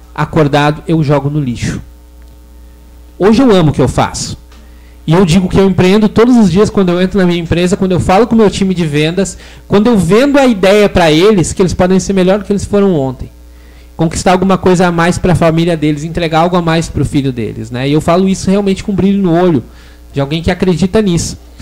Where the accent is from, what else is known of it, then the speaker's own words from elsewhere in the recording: Igrejinha, Rio Grande do Sul, Brazil; also born or lived in Gramado; tenho 31 anos e sou de Igrejinha